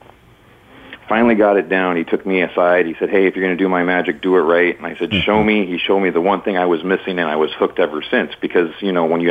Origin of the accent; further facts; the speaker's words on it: Missoula, Montana, United States; moved away as an adult; now in Riverside, United States; being born and raised in Missoula, Montana